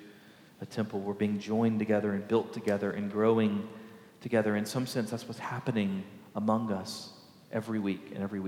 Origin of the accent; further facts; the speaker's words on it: Baytown, Texas, United States; right outside of my hometown of Baytown